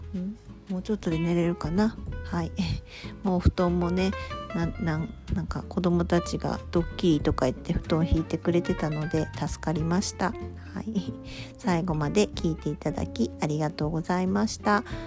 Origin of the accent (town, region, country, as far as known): Kyushu, Japan